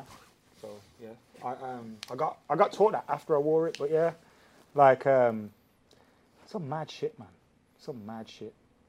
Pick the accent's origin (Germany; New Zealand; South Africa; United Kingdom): United Kingdom; England; I grew up seeing how like Irish people were treated here.